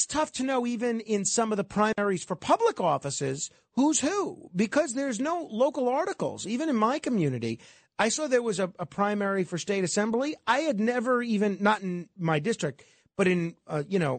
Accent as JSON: {"language": "English", "town": "New York City", "region": "New York", "country": "United States", "tie": "born or raised there", "said": "in my hometown of Staten Island."}